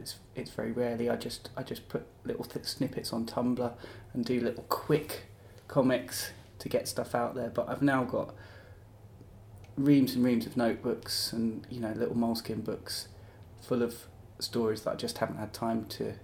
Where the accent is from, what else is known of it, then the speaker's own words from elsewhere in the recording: Kent, South East England, United Kingdom; moved away as an adult; also born or lived in Leeds; now in Brighton, United Kingdom; I grew up in Kent, and then I went to university in Leeds, which is where Thought Bubble was, and I stayed there for 10 years.